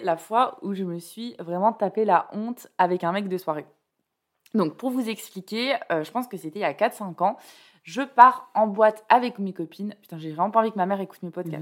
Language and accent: French; Bordeaux, Nouvelle-Aquitaine, France; moved away as an adult; also born or lived in Toulouse; now in Paris, France; moi je viens de, enfin j'ai grandi à Bordeaux et j'ai fait mes études à Toulouse